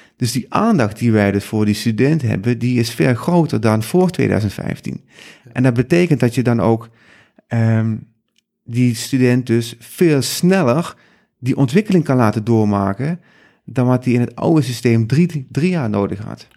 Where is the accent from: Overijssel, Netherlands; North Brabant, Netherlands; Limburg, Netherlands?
Limburg, Netherlands; South; moved away as an adult; now in Amsterdam, Netherlands; kom zelf uit Zuid-Limburg